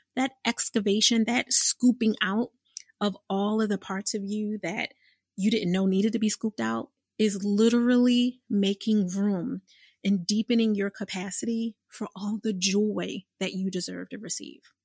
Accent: Philadelphia, Pennsylvania, United States; I'm from born and raised in Philadelphia

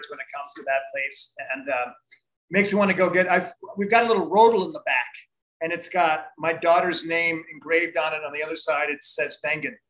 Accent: United States

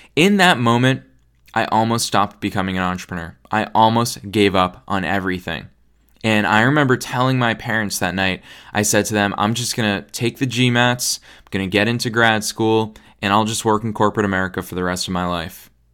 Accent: United States; I'm American

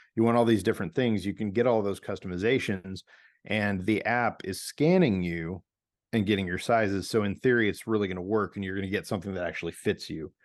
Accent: St. Louis, Missouri, United States; now in Portland, United States; my hometown of Saint Louis, Missouri.

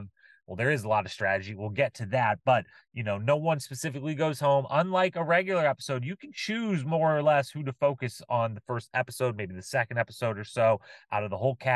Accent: Bryan, Ohio, United States; from Bryan, Ohio, my hometown

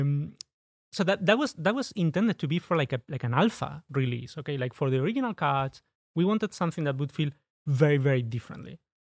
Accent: Spain; English is a second language; moved away as an adult; now in United Kingdom; I'm originally from Spain. When I moved, uh, to the U K

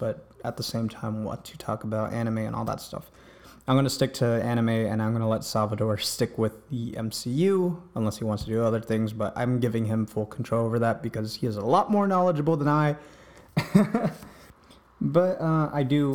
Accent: East Coast, United States; I grew up here in the East Coast

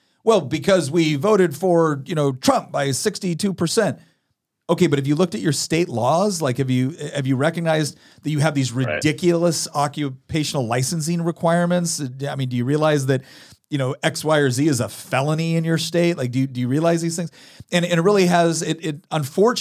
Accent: Chico, California, United States; moved away; We're originally from Chico, California

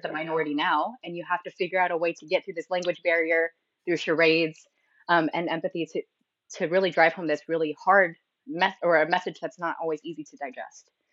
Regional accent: San Diego, California, United States; also born or lived in Philadelphia / Singapore; I lived I've lived in San Diego essentially my whole life, so I call it my home base

